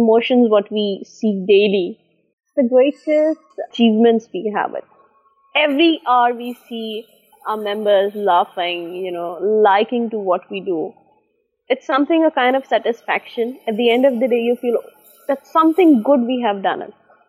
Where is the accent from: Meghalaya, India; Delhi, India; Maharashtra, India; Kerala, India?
Maharashtra, India; Mumbai; moved away; over there in Bombay, I'm an Indian.